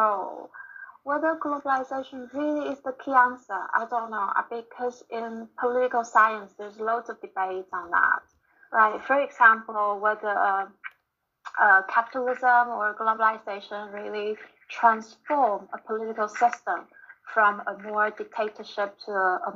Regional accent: Taiwan; also born or lived in United Kingdom; I was born and raised here in Taiwan

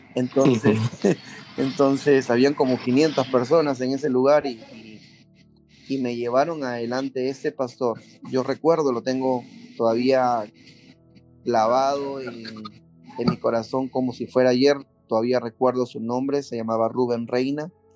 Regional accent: Peru; moved away as an adult; now in Mexico; salimos de Perú ah, y estamos eh, viviendo la aventura del llamado de Dios aquí en México

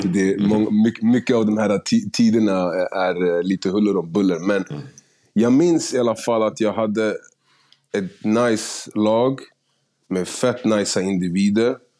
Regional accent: Stockholm, Stockholm County, Sweden; also born or lived in Gärdet; jag, jag är upp, alltså, från Husby, flyttade härifrån någonstans runt 6-7 till Gärdet

